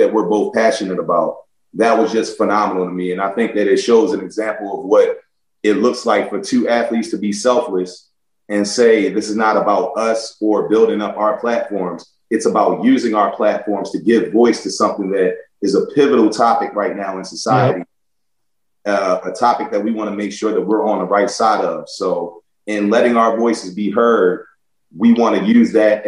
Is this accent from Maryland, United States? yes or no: yes; Baltimore, Maryland, United States; moved away as an adult; also born or lived in Buffalo; growing up in Baltimore